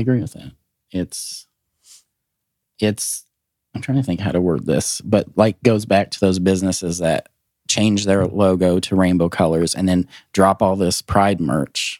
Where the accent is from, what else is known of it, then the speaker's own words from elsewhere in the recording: Glasgow, Montana, United States; also born or lived in Helena, Montana; now in Nashville, United States; I was Born in Helena, raised in a very small town in the northeast corner called Glasgow